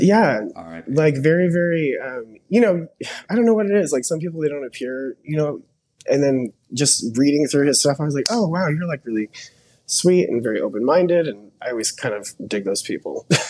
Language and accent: English; Dallas, Texas, United States; I'm actually from Dallas